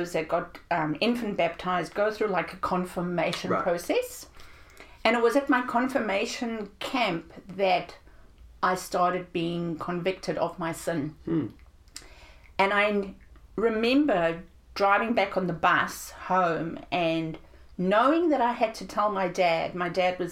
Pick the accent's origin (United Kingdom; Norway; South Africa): South Africa; I grew up in South Africa